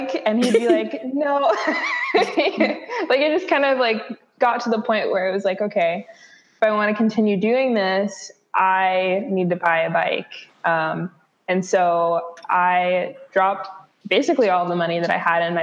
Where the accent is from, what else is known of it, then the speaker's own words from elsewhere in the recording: Bellingham, Washington, United States; also born or lived in Seattle, Washington; I am from Bellingham, Washington, originally from Seattle, but I've spent most of my life here in Bellingham.